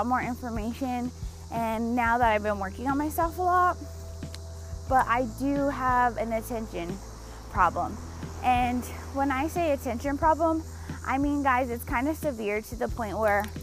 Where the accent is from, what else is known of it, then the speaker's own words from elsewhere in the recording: Denver, Colorado, United States; I was born and raised in Denver, Colorado.